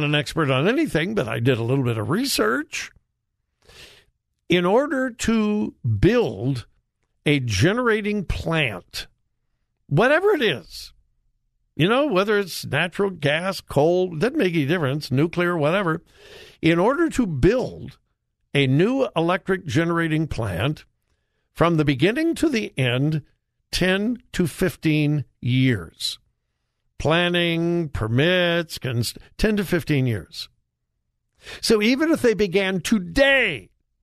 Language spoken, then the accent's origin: English; California, United States; moved away; This is my home state of California